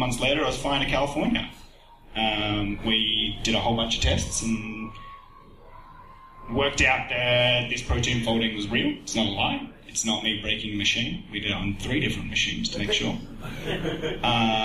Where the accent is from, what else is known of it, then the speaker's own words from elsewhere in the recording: Australia; as an Australian